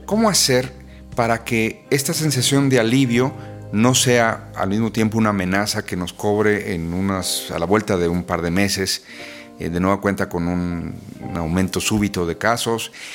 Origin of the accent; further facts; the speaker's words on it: Mexico; así somos los mexicanos